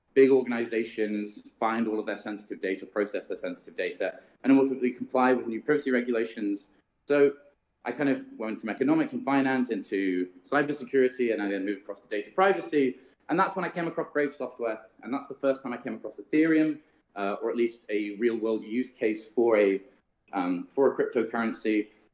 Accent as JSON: {"language": "English", "country": "Greece", "tie": "born there", "also_born_or_lived": "London", "said": "I've spent most of my time in London, but I was born here in Greece, and there's beaches and nice weather here"}